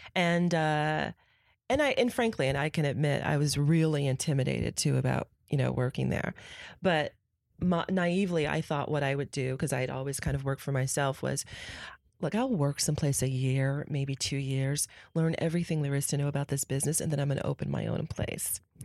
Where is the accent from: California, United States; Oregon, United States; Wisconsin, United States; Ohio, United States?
California, United States; San Francisco; also born or lived in Newark; I grew up in San Francisco